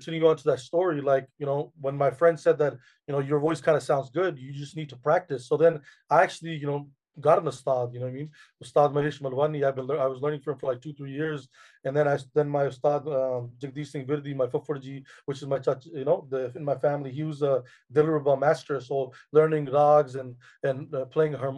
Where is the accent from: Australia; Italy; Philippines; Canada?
Canada; born and raised in Canada